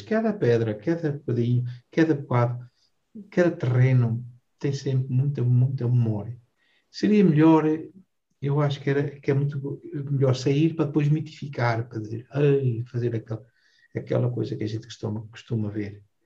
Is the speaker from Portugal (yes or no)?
yes; Vilarelho, Portugal; Eu nasci cá, em, no Vilarelho, fiz casa em Vilarelho